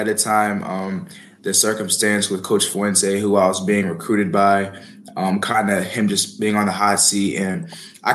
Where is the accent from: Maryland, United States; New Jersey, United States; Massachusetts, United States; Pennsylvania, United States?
Maryland, United States; moved away; Maryland, my hometown school